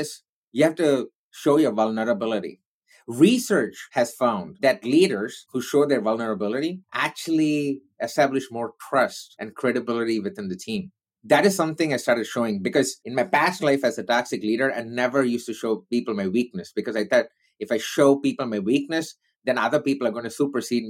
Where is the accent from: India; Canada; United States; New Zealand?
India; I'm Indian